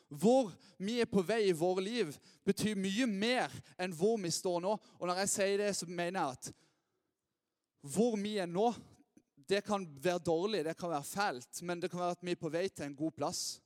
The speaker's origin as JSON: {"language": "Norwegian", "town": "Lyngdal", "region": "Agder", "country": "Norway", "tie": "born or raised there", "lives_now": "Lista, Norway", "said": "jeg er oppvokst her i Lyngdal"}